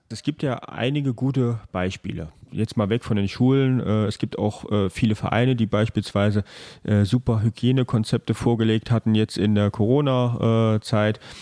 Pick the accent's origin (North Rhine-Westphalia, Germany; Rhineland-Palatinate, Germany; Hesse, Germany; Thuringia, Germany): Rhineland-Palatinate, Germany; bei uns in Rheinland-Pfalz